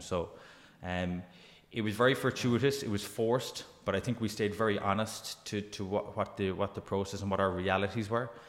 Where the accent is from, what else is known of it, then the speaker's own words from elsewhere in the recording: Glanmire, Munster, Ireland; also born or lived in Dungarvan; I grew up in Glanmire, went to school in, in, in Cork City